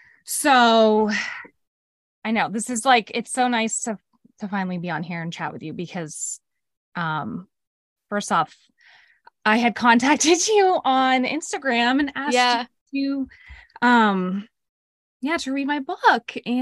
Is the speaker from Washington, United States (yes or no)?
no; Greenwich, Connecticut, United States; growing up as a kid, I grew up in Greenwich, Connecticut, which is a pretty affluent town. And I had a pretty, you know, sheltered life. Youngest of three girls.